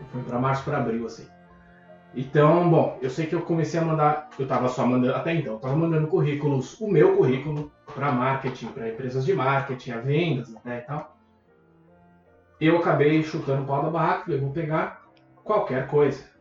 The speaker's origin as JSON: {"language": "Portuguese", "country": "Brazil", "moved": "as an adult", "said": "Então eu vim do Brasil, trabalhava com marketing no Brasil, vim para cá como profissional de marketing."}